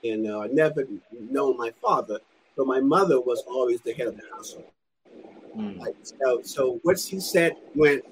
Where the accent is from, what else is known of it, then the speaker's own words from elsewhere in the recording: New York City, New York, United States; moved away as an adult; now in California, United States; I was raised in Brooklyn until I was 18, you know, I've been in California ever since.